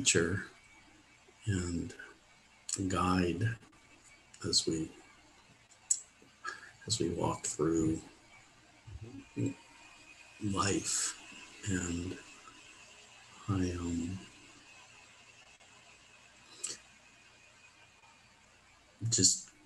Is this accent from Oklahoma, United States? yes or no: no; Pittsburgh, Pennsylvania, United States; I moved to Pittsburgh, my hometown